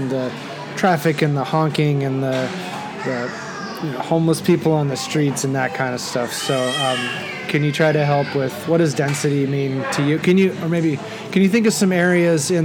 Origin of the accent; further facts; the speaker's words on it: Netherlands; moved away; I grew up in the Netherlands, buildings can be really close together there. But I lived in the country, so it's a little different.